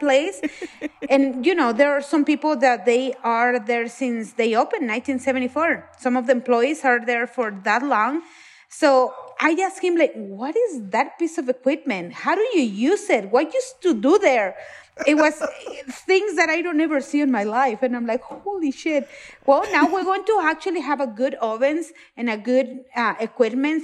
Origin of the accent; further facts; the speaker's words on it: Mexico; moved away; I'm from Mexico